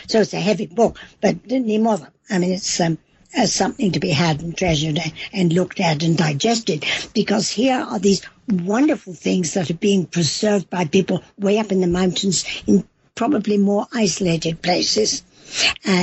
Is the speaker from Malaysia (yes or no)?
no; England, United Kingdom; accent: English; now in Mexico; my English accent